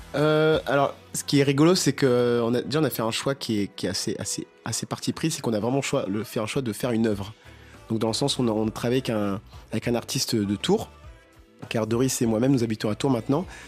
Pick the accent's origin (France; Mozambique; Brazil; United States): Mozambique; moved away; Je viens du Mozambique, donc chanter en portugais, chanter en makua